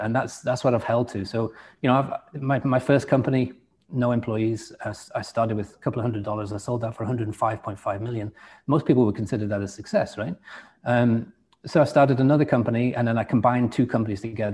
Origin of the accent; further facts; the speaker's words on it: England, United Kingdom; accent: English; it's not easy for me to change my accent because they can still hear a little bit of English in it